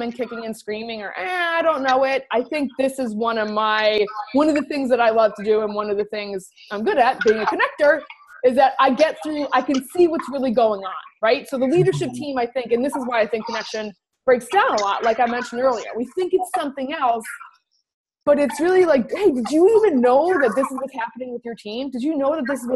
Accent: New Jersey, United States; I grew up in New Jersey, and I'm a Jersey girl.

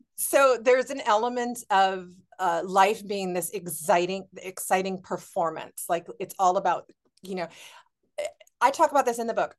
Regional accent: Honolulu, Hawaii, United States; moved away; I'm from Honolulu. I'm from Oahu

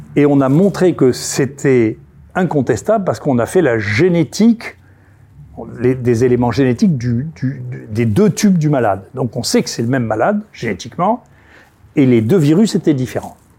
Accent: Senegal; je suis né au Sénégal

